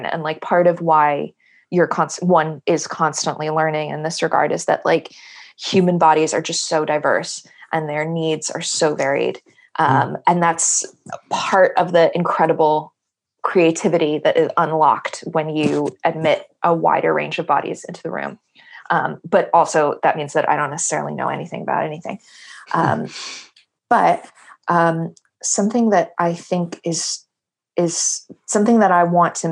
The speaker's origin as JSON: {"language": "English", "region": "New York", "country": "United States", "tie": "born or raised there", "moved": "yes", "said": "the English that I grew up speaking in New York, like certainly the English in my home was heavily inflected with Yiddish"}